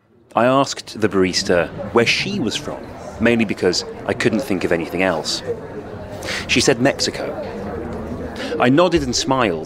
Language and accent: English; Wales, United Kingdom; accent: Welsh; also born or lived in England; My dad's English, and I grew up in England till I was six. By this stage, only the faintest traces remain of the weak Welsh accent I once had. Putting on the Wales shirt, I'm asserting my national affiliation to myself as much as anyone else.